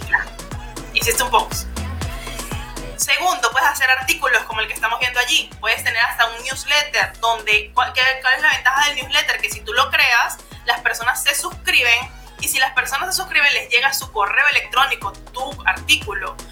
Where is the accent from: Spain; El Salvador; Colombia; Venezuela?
Venezuela; moved away as an adult; now in Peru; Yo soy venezolana, pero vivo en Perú desde hace ya cinco años viviendo aquí